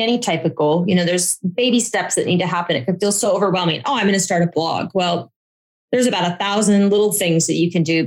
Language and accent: English; Boise, Idaho, United States; moved away; also born or lived in Washington, District of Columbia, United States; I grew up in Boise